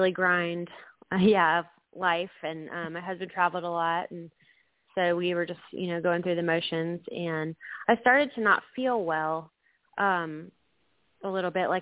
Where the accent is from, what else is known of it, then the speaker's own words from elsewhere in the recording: Atlanta, Georgia, United States; also born or lived in Tampa, Florida / Mississippi / Fayetteville, Georgia; I was born in Tampa, Florida, but I've lived in the Atlanta area from 1985 until 2014 when we went to Mississippi for 6 years, and then we've been back for 2 years.